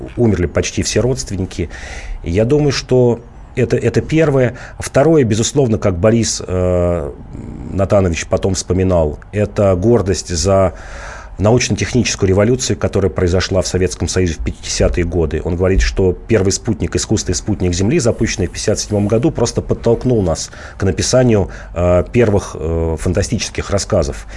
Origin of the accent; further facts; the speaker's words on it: Volgograd, Volgograd Oblast, Russia; moved away; выходец из Волгограда